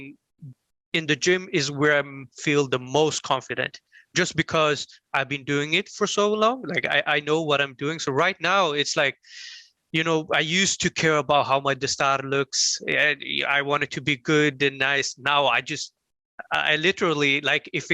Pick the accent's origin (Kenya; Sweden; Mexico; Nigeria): Sweden; I had a easy time growing up in Sweden